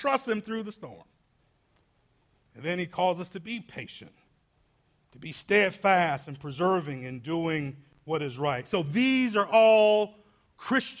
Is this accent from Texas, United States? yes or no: no; Atlanta, Georgia, United States; I grew up inner city in Atlanta